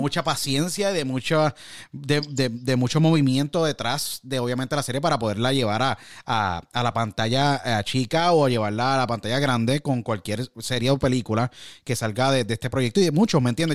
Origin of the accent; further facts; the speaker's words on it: Puerto Rico; moved away; also born or lived in Orlando / California / Michigan; los retos como latinos y puertorriqueños y, y hermanos